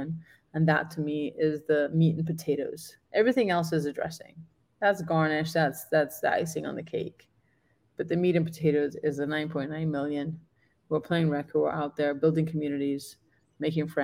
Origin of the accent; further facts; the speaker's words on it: Gibraltar; moved away; I'm from Gibraltar and I've done a bunch of clinics back home